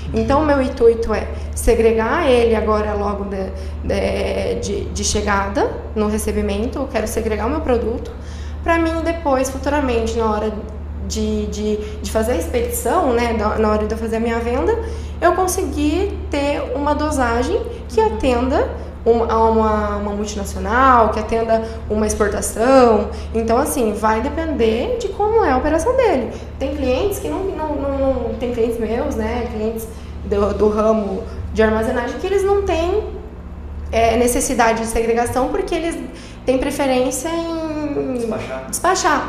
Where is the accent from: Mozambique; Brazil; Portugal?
Brazil; Lucas do Rio Verde, Mato Grosso; also born or lived in Pelotas, Rio Grande do Sul; retornei à minha cidade natal para trabalhar